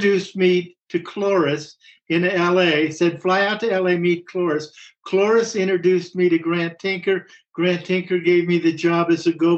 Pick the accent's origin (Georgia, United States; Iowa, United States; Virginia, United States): Iowa, United States; Cedar Rapids; moved away as an adult; also born or lived in Hollywood; I was a kid from Cedar Rapids and I was in Hollywood